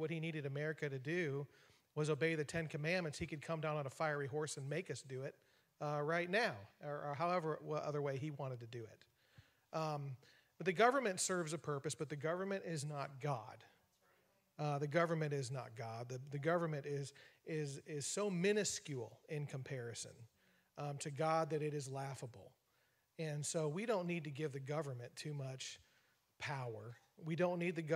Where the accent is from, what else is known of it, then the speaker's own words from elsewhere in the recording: United States; I am a proud American